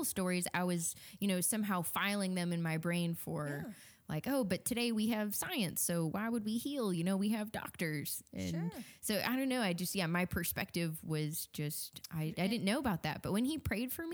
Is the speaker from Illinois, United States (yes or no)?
yes; Wheaton, Illinois, United States; Wheaton, so okay. Chicago suburbs. Yeah, just grew up there